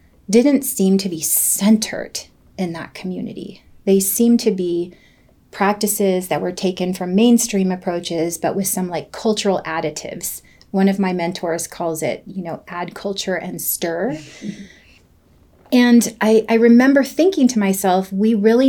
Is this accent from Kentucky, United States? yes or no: no; Southern Oregon, United States; also born or lived in San Jose, California; I grew up